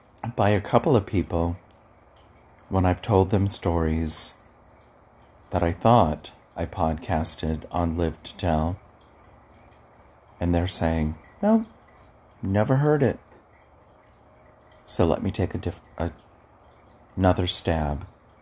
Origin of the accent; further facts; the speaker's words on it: Hawaii, United States; I was telling a client the other day about when I grew up in Hawaii. My father was in the military, and we traveled all over.